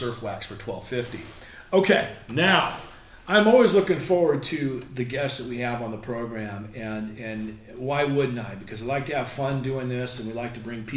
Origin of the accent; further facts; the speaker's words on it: Long Beach, California, United States; also born or lived in San Clemente; My hometown is Long Beach.